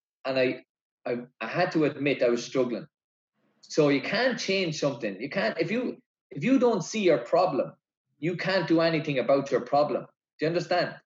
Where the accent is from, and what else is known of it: Ireland